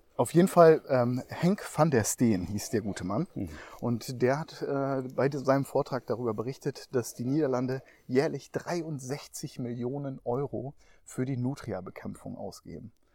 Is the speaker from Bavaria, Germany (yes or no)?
no; Emsland, Lower Saxony, Germany; das Emsland, ja, meine Heimat